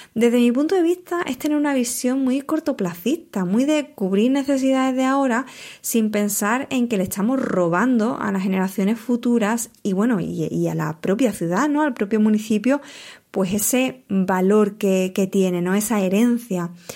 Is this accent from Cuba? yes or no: no; Huelva, Andalusia, Spain